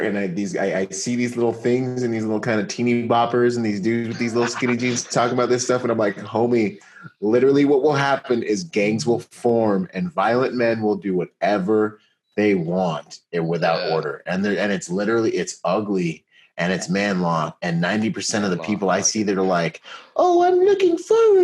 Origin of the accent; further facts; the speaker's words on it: United States; this is home